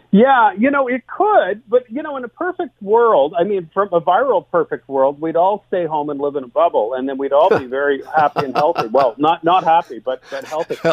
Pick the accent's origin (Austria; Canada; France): Canada